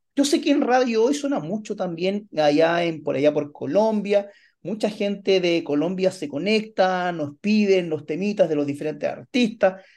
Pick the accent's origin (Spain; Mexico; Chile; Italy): Chile; Antofagasta; yo soy originario de Antofagasta